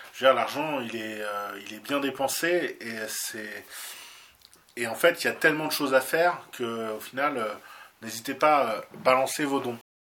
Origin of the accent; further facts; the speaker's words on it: France; nous, en tant que Français